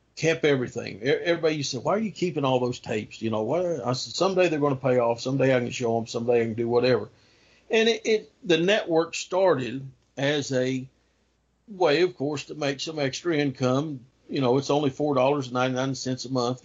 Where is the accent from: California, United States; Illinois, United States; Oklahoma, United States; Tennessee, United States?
Tennessee, United States; Kingsport; The earliest newspaper for Kingsport, my hometown newspaper here